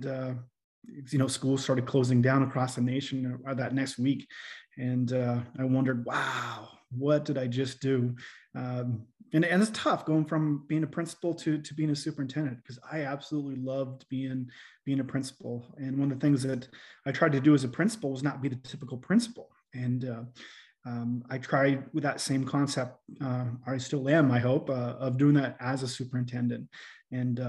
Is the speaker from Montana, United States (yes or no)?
yes; Fort Benton, Montana, United States; also born or lived in Great Falls, Montana / Corvallis, Montana; I grew up in Fort Benton, Montana